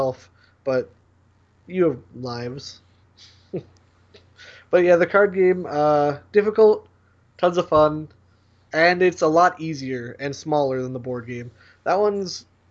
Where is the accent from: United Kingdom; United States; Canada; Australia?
Canada; I'm Canadian